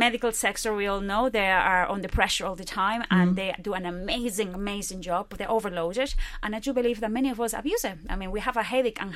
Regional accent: Barcelona, Catalonia, Spain; moved away as an adult; now in Drogheda, Ireland; I'm originally from Barcelona in Spain, but I'm here at, technically, is it 21? Yeah, 21 years that I'm in Drogheda

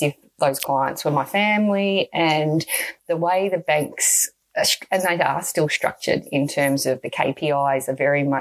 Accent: Melbourne, Victoria, Australia; I grew up in Strathmore, which is Essendon, right near the Essendon Airport

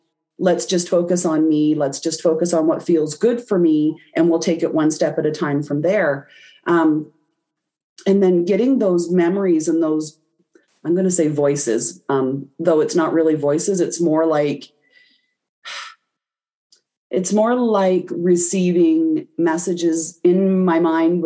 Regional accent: Canada; I'm Canadian

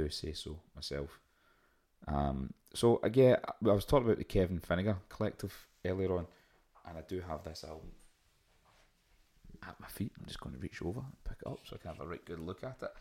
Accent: Glasgow, Scotland, United Kingdom; accent: thick Glaswegian; my lack of English, with my very thick Glaswegian accent

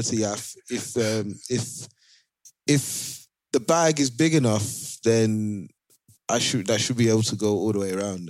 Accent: Canada; I'm Canadian

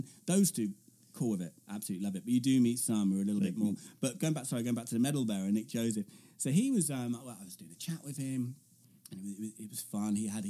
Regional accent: Coventry, West Midlands, United Kingdom; my home city of Coventry, which is just famous again. Bombed loads in World War II. And also two-tone ska music, if you like

